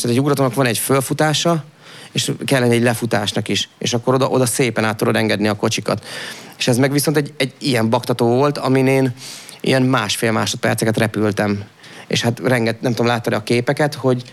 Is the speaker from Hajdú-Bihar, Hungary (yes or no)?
yes; Debrecen, Hajdú-Bihar, Hungary; én Debreceni vagyok alap, Piában, Debrecen mellől, de Debreceni voltam